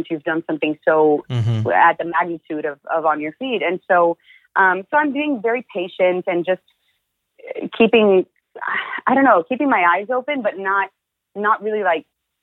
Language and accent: English; Atlanta, Georgia, United States; I'm Cuban Salvadoran, but I was born in Atlanta, Georgia